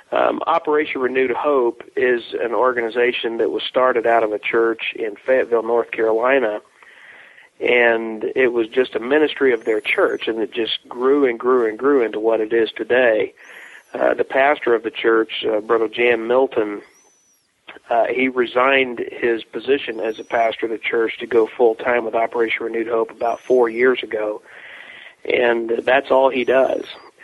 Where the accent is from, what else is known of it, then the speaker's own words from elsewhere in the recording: Mexico; other than the fact that I grew up in Mexico. My parents are missionaries. They moved to Mexico when I was about 1.5 years old.